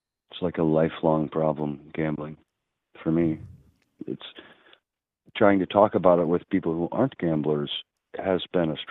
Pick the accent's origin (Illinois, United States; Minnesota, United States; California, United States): Illinois, United States; Chicago; I grew up in Chicago